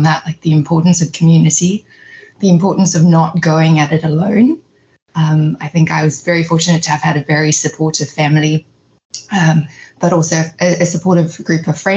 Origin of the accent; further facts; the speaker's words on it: South Africa; moved away as an adult; now in New York, United States; growing up in South Africa